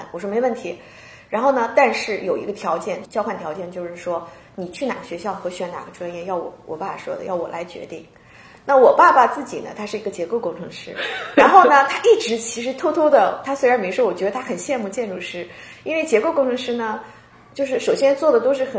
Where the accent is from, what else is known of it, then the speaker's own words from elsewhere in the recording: Qingdao, Shandong, China; moved away as an adult; now in Seattle, United States; 咱们都是青岛人嘛。